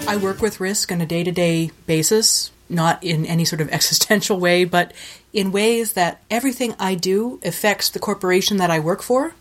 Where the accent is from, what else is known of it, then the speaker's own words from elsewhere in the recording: Ontario, Canada; moved away as an adult; now in Winnipeg, Canada; I was moving back to Ontario